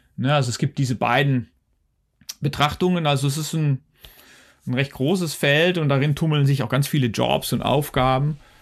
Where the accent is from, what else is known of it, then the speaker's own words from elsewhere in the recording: Netherlands; also born or lived in Wuppertal, Germany; now in Switzerland; Ich bin Niederländer, ich komme ja aus den Niederlanden